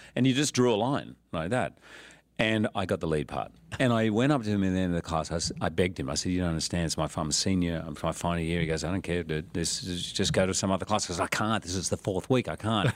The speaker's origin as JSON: {"language": "English", "country": "Australia", "tie": "born or raised there", "said": "I was born in Australia, but when I was eight, mum left and went back to live in England"}